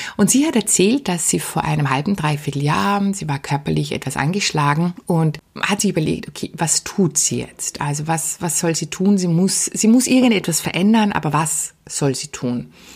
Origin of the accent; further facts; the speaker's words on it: Austria; bei uns in Österreich